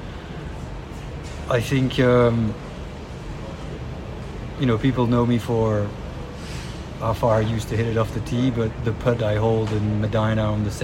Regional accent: Brussels, Brussels-Capital Region, Belgium; I was born and raised in the middle of Brussels, the capital of Belgium

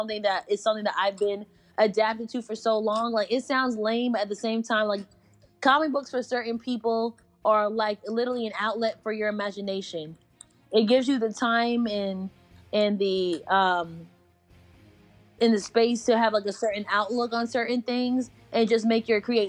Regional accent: Connecticut, United States; now in North Carolina, United States; I'm from Connecticut. I moved to North Carolina in 2008.

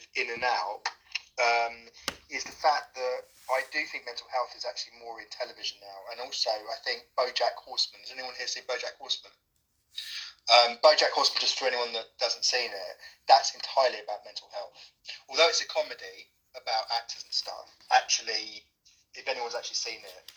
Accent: London, United Kingdom; I'm from London.

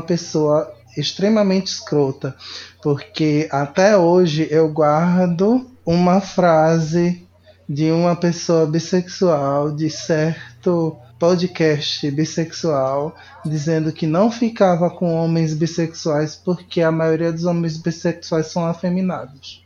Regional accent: Recife, Pernambuco, Brazil; moved away; lá de Recife, da minha terra natal

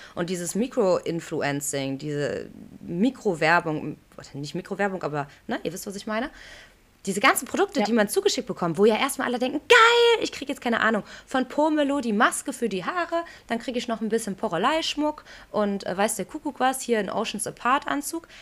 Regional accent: Aachen, North Rhine-Westphalia, Germany; das ist ganz Aachen, das ist meine Heimatstadt

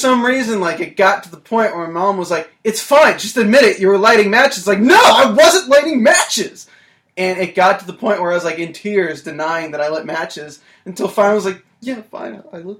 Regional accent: North Carolina, United States; North Carolina.

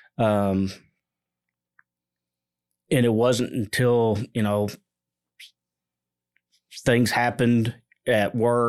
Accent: Fort Worth, Texas, United States; I grew up here in the Mid-Cities area of Fort Worth.

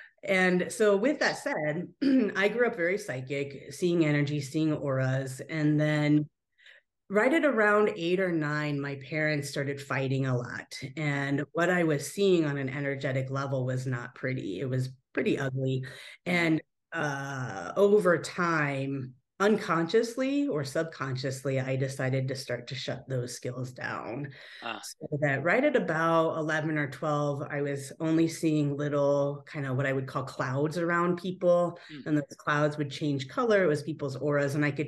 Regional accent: Japan; also born or lived in United States; we spent every other 6 months as children, we as in me and my older brother, growing up in Japan with my grandma and my aunt and all the uncles out there. And then every 6 months here in the US.

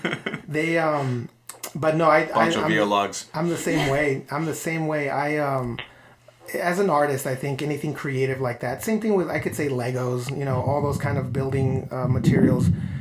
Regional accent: Mexico; moved away; I grew up in Mexico

